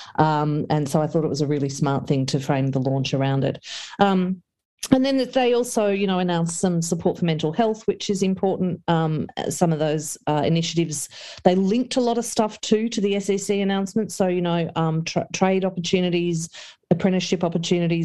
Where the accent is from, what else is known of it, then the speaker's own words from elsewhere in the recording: the Latrobe Valley, Victoria, Australia; growing up in the Valley